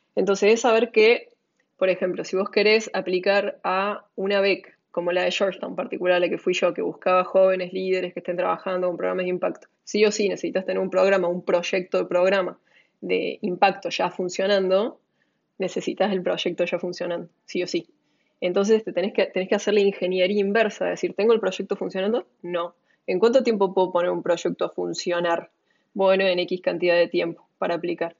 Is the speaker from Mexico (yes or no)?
no; Córdoba, Argentina; moved away as an adult; also born or lived in Buenos Aires; cordobesa, argentina, mujer, emprendedora, emprendedora social, eh, amiga, hermana, hija, pareja, eh, muchos, muchos tópicos. Crecí en Córdoba